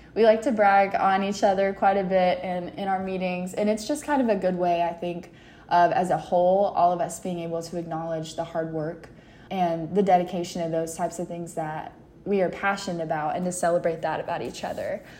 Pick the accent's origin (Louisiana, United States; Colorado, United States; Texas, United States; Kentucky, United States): Kentucky, United States; London; I am from London, Kentucky, so it's like the southeastern part of the state